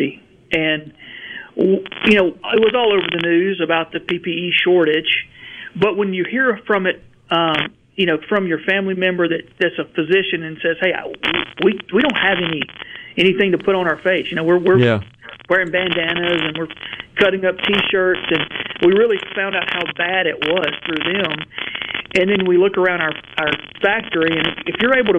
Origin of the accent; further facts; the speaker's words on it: Verona, Mississippi, United States; I grew up in Verona, just outside of Tupelo